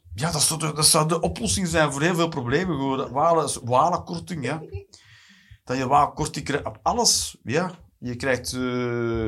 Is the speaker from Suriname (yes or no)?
no; Flanders, Belgium; also born or lived in Eindhoven, Netherlands; now in Antwerp, Belgium; ik ben een Vlaming natuurlijk